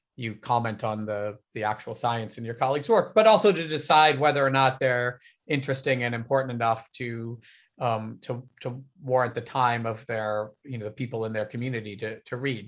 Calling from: Berkeley, California, United States; I am calling from Berkeley, California.

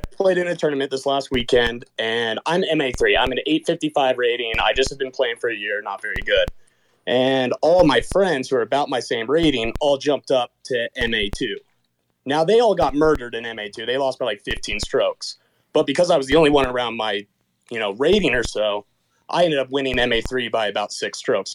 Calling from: Southern Utah, United States; I'm calling from Southern Utah

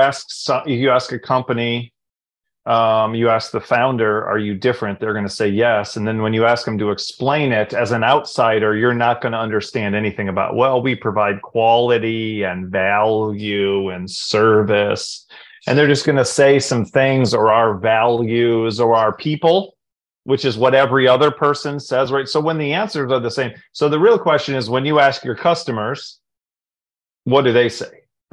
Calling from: Raleigh, North Carolina, United States; Calling in from Raleigh, North Carolina.

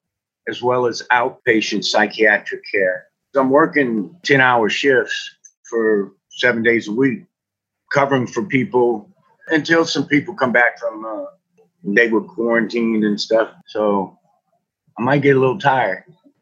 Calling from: Lafayette, Louisiana, United States; I'm reporting from Lafayette, Louisiana.

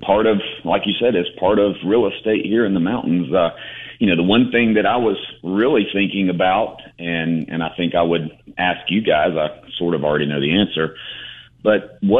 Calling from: Boiling Springs, South Carolina, United States; I am actually in Boiling Springs, South Carolina this morning.

